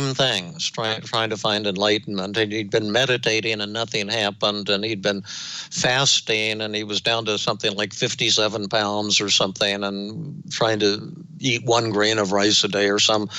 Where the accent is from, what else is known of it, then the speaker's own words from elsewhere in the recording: Denver, Colorado, United States; when I was growing up in Denver